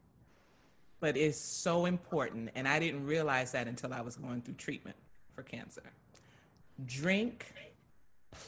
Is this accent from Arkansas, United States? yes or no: no; Louisiana, United States; I'm from Louisiana